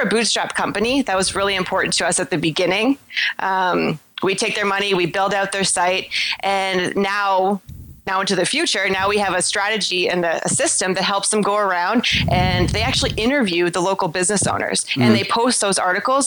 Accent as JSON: {"language": "English", "town": "Toronto", "region": "Ontario", "country": "Canada", "said": "I'm from Toronto, Canada"}